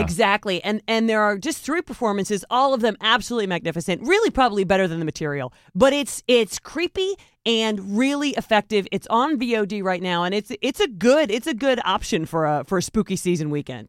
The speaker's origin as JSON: {"language": "English", "country": "United States", "said": "as American citizens"}